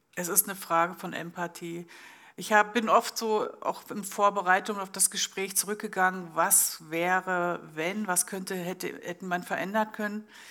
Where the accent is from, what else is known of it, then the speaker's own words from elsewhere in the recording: Germany; now in Switzerland; ich komme ursprünglich aus Deutschland